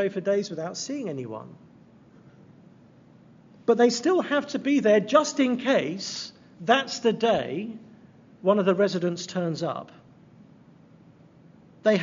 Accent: England, United Kingdom; moved away; I'm from England

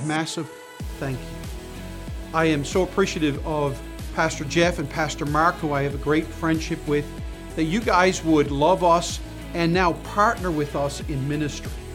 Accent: St. John's, Newfoundland and Labrador, Canada; being a pastor here in my hometown and home city

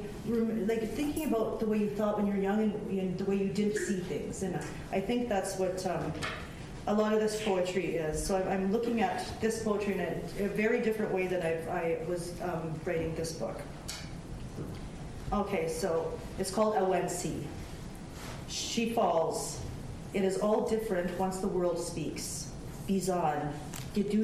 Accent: Canada; moved away as an adult; I didn't leave the reserve until I was 26 years old.

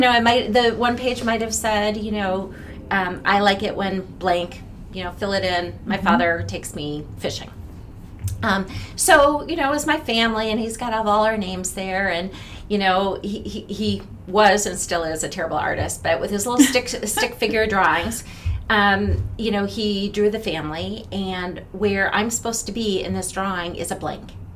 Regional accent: Minneapolis, Minnesota, United States; moved away; I grew up in Minneapolis. I went to Robbinsdale Armstrong High School.

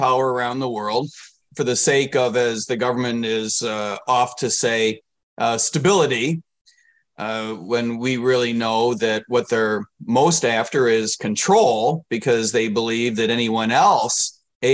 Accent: United States

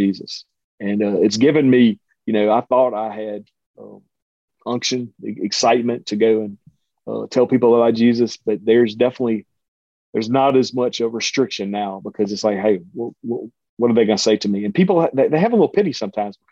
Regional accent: Cajun, Louisiana, United States; I'm a Cajun

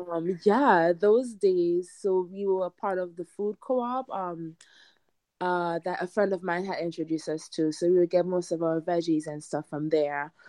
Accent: Trinidad & Tobago; also born or lived in New York City; now in Hudson Valley, New York, United States; i'm not american i'm from the caribbean i'm from trinidad and tobago and um, grew up surrounded by you know lovely fruits and vegetables.

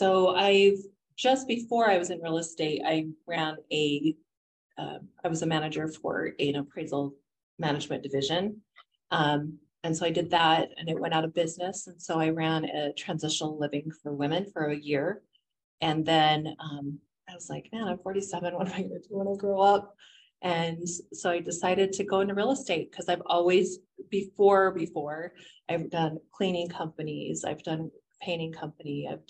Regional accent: Utah, United States; also born or lived in St. George / Logan; I was born and raised in Utah. I pretty much say, people say, where are you from? I say, oh, Utah, because I have lived from St. George to Logan, Utah, and everywhere in between.

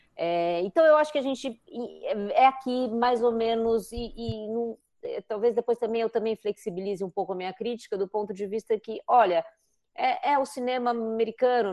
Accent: São Paulo, Brazil; eu que sou paulistana também

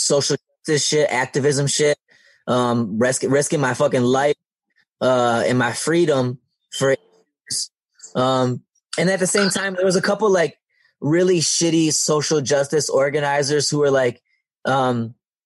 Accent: Detroit, Michigan, United States; also born or lived in East Lansing, Michigan; I live right next door to where I grew up in Southwest Detroit

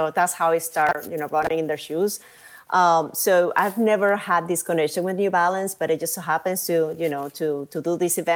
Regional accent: Venezuela; also born or lived in New York City; now in Madrid, Spain; I'm from Venezuela

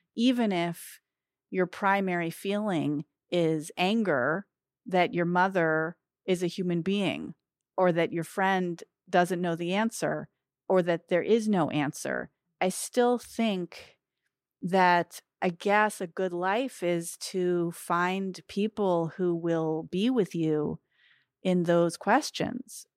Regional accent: United States; especially as American Jews

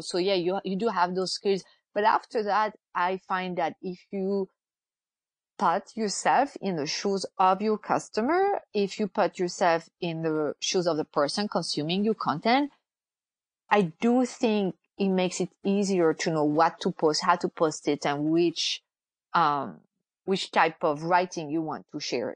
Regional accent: France; moved away as an adult; now in United States; I'm originally from France. I've lived in the US since 2002

